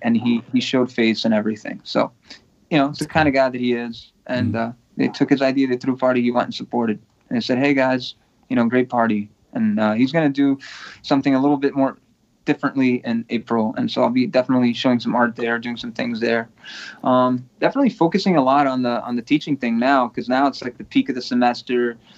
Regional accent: Portugal; now in United States; I was born in Portugal, you know, mm-hmm. um, but I'm a permanent U.S. resident

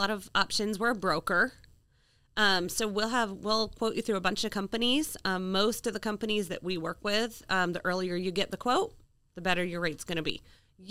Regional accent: Cape Cod, Massachusetts, United States; moved away as an adult; also born or lived in New Hampshire / New York; now in Ozarks, Missouri, United States; grew up or born Cape Cod, Massachusetts

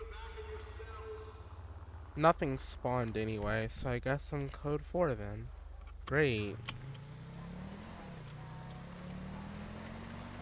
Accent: the Carolinas, United States; I'm from the Carolinas

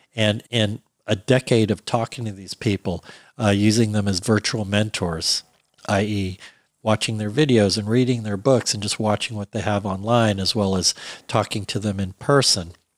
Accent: Alexandria, Virginia, United States; now in Los Angeles, United States; I grew up in Alexandria, Virginia

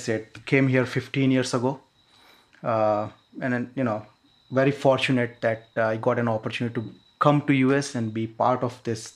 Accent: near Mumbai, Maharashtra, India; moved away as an adult; now in United States; I'm basically from India. So I came here about 15 years ago

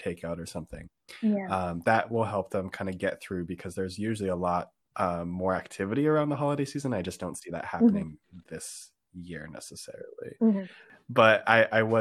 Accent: California, United States; I grew up in California, have not seen a white Christmas

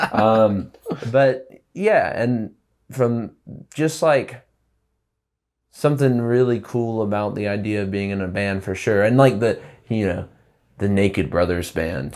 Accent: Prattville, Alabama, United States; moved away as an adult; now in Bisbee, United States; growing up in, like, a small town in Alabama

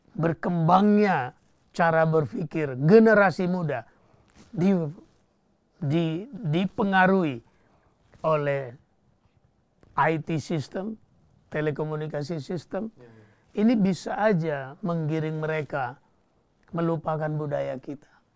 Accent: Bali, Indonesia; sebagai orang Bali

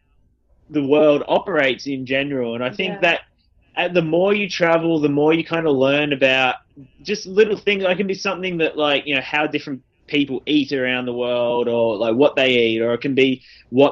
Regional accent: Australia; also born or lived in Vancouver, Canada / Perth, Australia; we're both from Australia

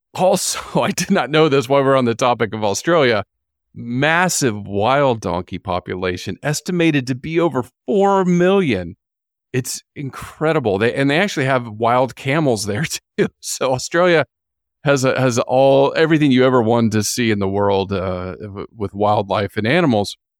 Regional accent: United States; moved away as an adult; also born or lived in Florida; now in New Zealand; growing up in the United States

